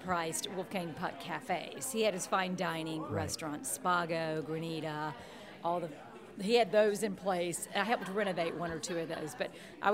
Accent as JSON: {"language": "English", "town": "Destin", "region": "Florida", "country": "United States", "tie": "born or raised there", "also_born_or_lived": "Baton Rouge, Louisiana / Atlanta, Georgia / New Orleans, Louisiana", "moved": "as an adult", "lives_now": "Los Angeles, United States", "said": "I'm from the South and born and raised in the South, the Gulf Coast area of Destin"}